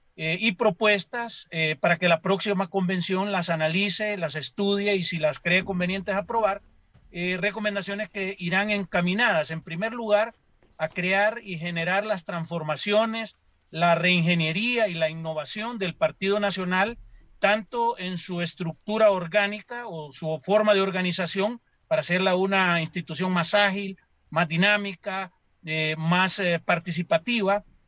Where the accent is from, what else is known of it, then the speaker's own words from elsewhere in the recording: Honduras; como hondureños